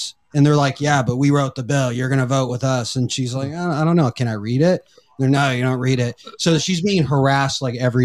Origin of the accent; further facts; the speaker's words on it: Arizona, United States; I'm from Arizona.